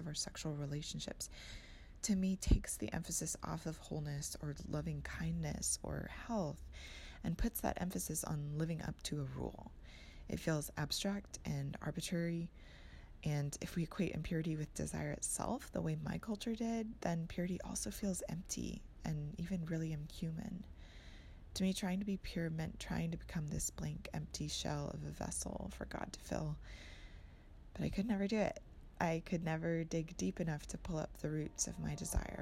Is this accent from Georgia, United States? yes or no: no; Austin, Texas, United States; I'm from Austin, Texas